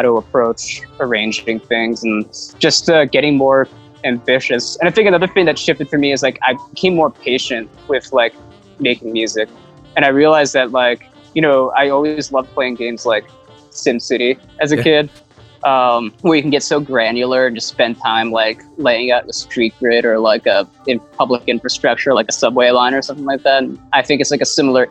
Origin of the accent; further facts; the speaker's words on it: New Jersey, United States; moved away; growing up in Jersey